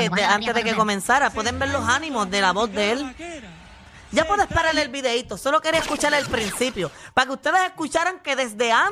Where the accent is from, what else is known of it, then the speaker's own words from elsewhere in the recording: Mayagüez, Puerto Rico; soy de Mayagüez y mi equipo se eliminó desde el principio.